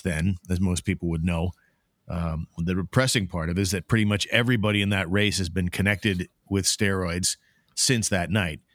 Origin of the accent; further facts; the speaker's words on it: Canada; as a Canadian